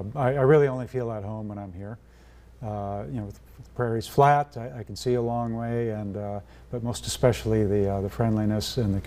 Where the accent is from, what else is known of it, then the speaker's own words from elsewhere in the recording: North Dakota, United States; moved away; here in my home state.